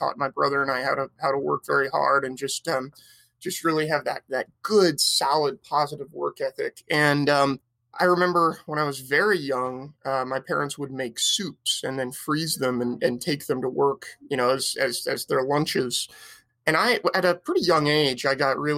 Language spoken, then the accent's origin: English; Petaluma, California, United States; I grew up in Sonoma County in a town called Petaluma, just north of San Francisco